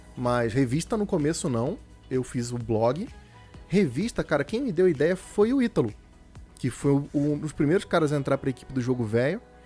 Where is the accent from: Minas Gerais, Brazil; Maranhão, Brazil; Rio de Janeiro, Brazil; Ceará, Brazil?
Rio de Janeiro, Brazil; now in São Paulo, Brazil; Quando eu mudei para São Paulo, eu sou do Rio de Janeiro